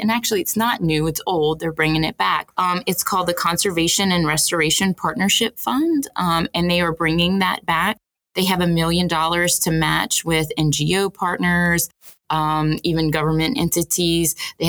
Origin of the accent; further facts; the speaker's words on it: Houma, Louisiana, United States; now in New Orleans, United States; I grew up in Houma